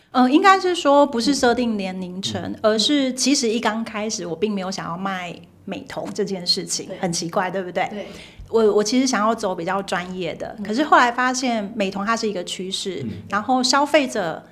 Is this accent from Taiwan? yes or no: yes; Taiwan; 因为我们从小在台湾的